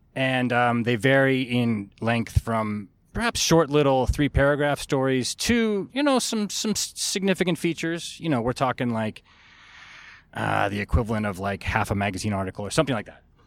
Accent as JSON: {"language": "English", "region": "California", "country": "United States", "tie": "born or raised there", "moved": "as an adult", "lives_now": "Japan", "said": "growing up in California, I was a big sports fan."}